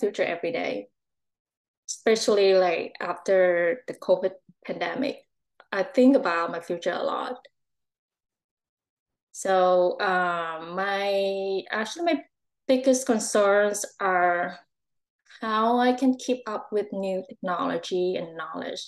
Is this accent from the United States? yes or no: no; Vietnam; moved away as an adult; also born or lived in Ho Chi Minh City, Vietnam; now in Langley, Canada; my hometown, the place that I was born. Is Vietnam